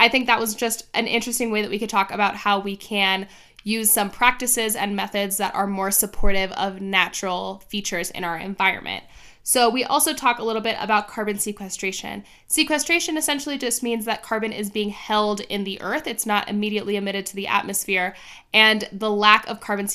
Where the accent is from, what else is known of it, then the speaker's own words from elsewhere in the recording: Miami, Florida, United States; now in Arizona, United States; I grew up in Miami